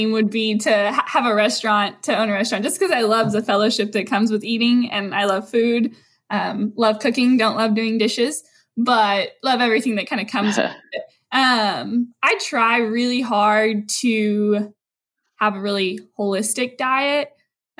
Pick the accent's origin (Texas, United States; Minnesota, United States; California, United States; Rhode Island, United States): Texas, United States; Brackettville; moved away as an adult; also born or lived in Dallas, Texas; I'm from Brackettville, which is a really small town, and moved to Dallas